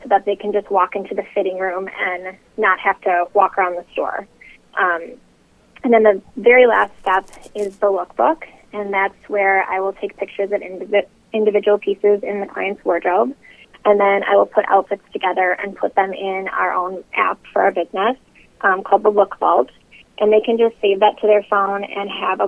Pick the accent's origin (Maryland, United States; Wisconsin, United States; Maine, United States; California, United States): Wisconsin, United States; Milwaukee; moved away as an adult; now in Chicago, United States; I'm originally from Milwaukee, so not too far from Chicago. I lived there up until 2010 when I moved here to start my business.